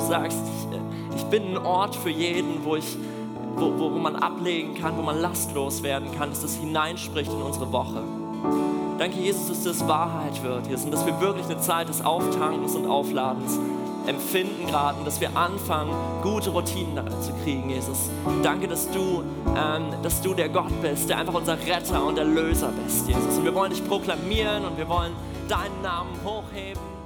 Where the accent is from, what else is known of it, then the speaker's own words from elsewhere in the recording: Mecklenburg-Vorpommern, Germany; moved away as an adult; now in Berlin, Germany; aus Mecklenburg, da wo ich herkomme. Ähm, da bin ich groß geworden